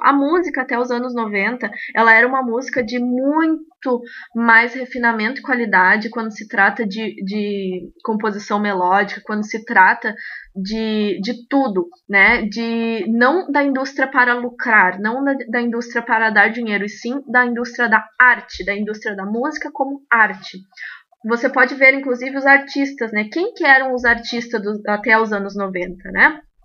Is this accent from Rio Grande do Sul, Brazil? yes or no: yes; Rio Grande do Sul, Brazil; sou do Rio Grande do Sul.